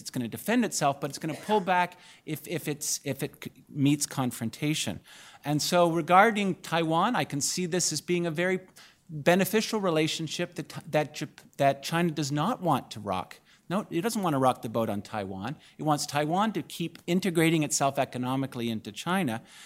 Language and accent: English; Canada; now in United States; as a Canadian scholar in the U S